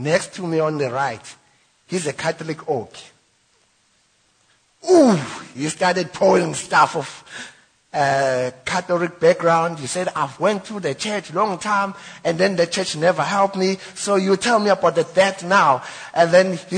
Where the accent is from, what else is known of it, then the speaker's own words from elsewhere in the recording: Witbank, Mpumalanga, South Africa; I'm from White Bank.